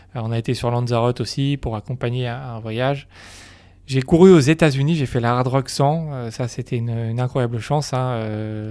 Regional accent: Normandy, France; je suis originaire de Normandie

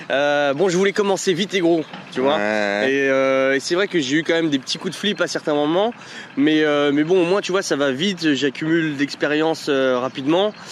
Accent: Paris, Île-de-France, France; now in Lyon, France; 27 ans, j'habite à Lyon, mais je suis originaire de Paris.

